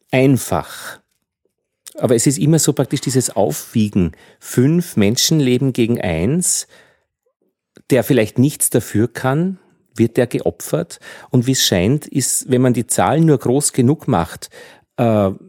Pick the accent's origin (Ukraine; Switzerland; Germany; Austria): Austria; Altheim, Upper Austria; Das Bier ist kühl äh, und kommt aus meiner Heimatgemeinde in Oberösterreich, aus